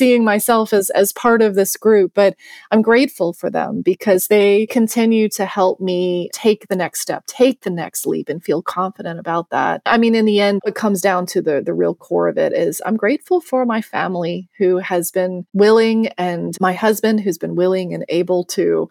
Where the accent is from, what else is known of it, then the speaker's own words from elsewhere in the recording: Virginia, United States; moved away as an adult; now in Senegal; when I grew up in Virginia in the United States